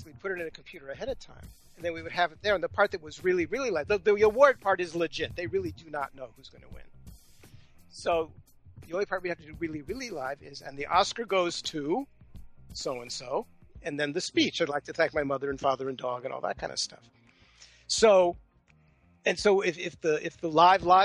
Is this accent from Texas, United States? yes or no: no; Los Angeles, California, United States; moved away; I grew up in Los Angeles, so my family's there and friends are there